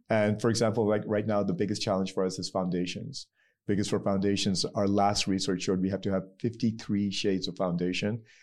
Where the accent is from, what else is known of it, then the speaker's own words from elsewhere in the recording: Pakistan; So I'm Pakistani